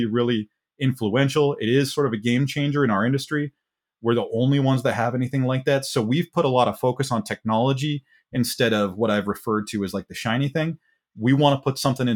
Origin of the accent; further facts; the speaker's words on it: New Meadows, Idaho, United States; My hometown has about 500 people, New Meadows, yeah. Idaho, if you want to look that one up. Terrific place to grow up